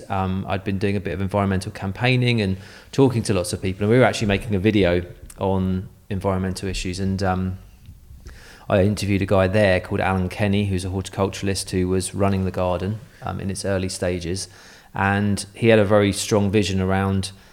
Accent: Guildford, South East England, United Kingdom; moved away; also born or lived in Boscombe; I'm from Guildford in Surrey

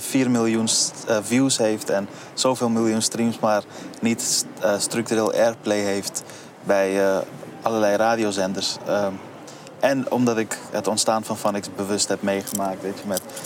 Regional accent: Amsterdam, North Holland, Netherlands; waar ik ben opgegroeid bij het Buikschotermeerplein

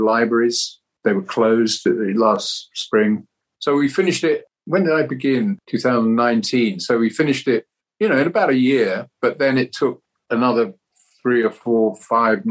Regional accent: London, United Kingdom; it was about my hometown.

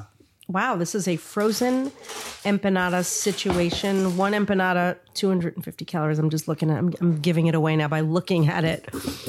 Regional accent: Long Island, New York, United States; moved away; growing up on Long Island.

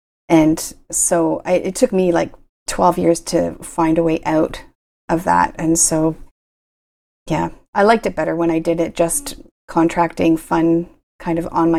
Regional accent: Kingston, Ontario, Canada; now in Ottawa, Canada; No, I grew up in Kingston, but I've spent my entire, after university, and some of my work terms were in Ottawa.

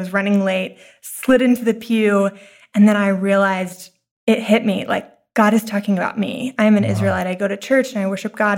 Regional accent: Texas, United States; moved away as an adult; now in New York City, United States; I'm originally from Texas. I moved to New York to go to NYU theater school

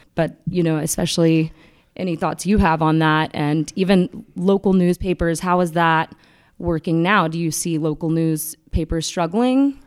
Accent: McDonough, Georgia, United States; McDonough, Georgia, which is my hometown

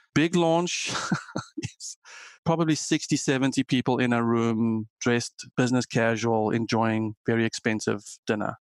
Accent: South Africa; moved away as an adult; also born or lived in Germany; now in United States; I am South African and grew up coding

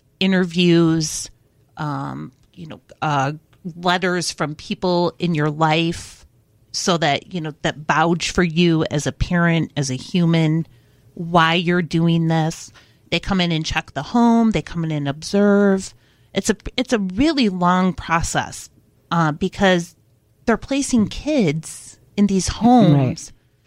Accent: Detroit, Michigan, United States; I'm from Detroit and I worked in the foster care

